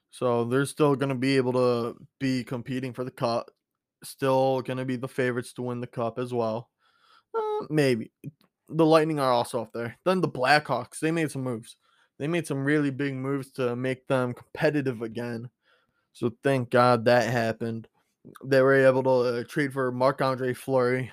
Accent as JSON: {"language": "English", "town": "Chicago", "region": "Illinois", "country": "United States", "tie": "born or raised there"}